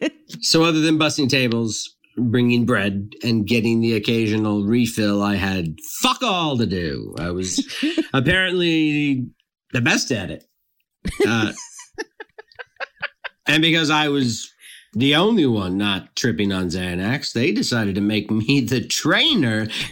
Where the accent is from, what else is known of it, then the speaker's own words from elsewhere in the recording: Youngstown, Ohio, United States; I'm from Youngstown, Ohio, and I've been serving for different restaurants in the area for about 10 years.